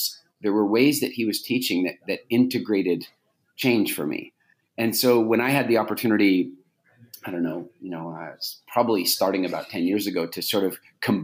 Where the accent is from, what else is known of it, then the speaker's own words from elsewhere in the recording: Canada; I grew up in Canada